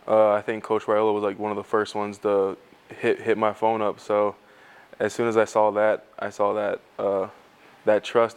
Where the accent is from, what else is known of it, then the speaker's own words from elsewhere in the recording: Hawaii, United States; moved away as an adult; also born or lived in Arizona; now in Nebraska, United States; Back home in Hawaii, we always leave our shoes outside of our house.